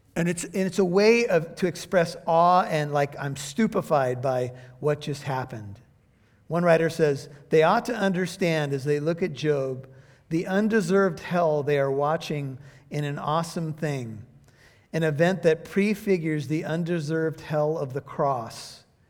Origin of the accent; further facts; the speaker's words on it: United States; I'm an American